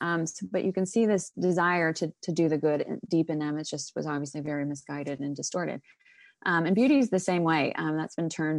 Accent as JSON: {"language": "English", "region": "Oregon", "country": "United States", "tie": "born or raised there", "said": "But I grew up in Oregon, actually, very liberal state."}